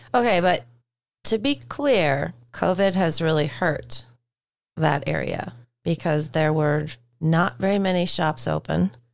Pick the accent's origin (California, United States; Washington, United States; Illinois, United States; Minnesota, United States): Minnesota, United States; Duluth; I grew up in Duluth